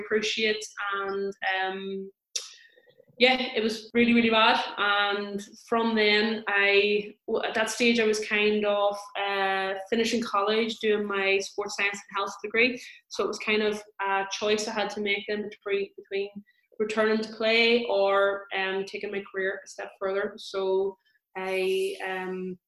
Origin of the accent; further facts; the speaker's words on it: Tyrone, Northern Ireland, United Kingdom; I am from Tyrone